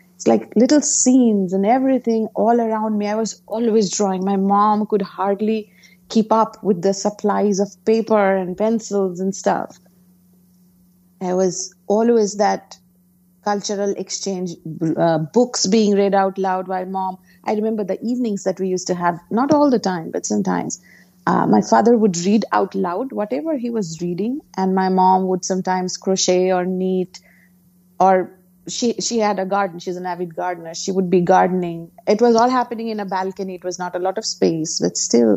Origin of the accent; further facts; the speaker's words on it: Kolkata, West Bengal, India; English is a second language; moved away as an adult; now in New Jersey, United States; I grew up in Calcutta, India, which is eastern part of India